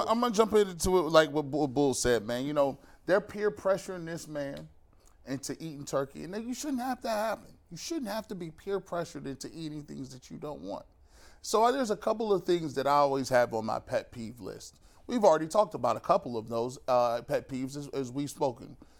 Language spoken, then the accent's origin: English; United States; I'm an American.